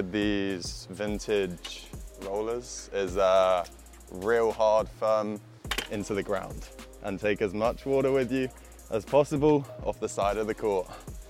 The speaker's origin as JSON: {"language": "English", "region": "London", "country": "United Kingdom", "moved": "yes", "said": "I'm from London."}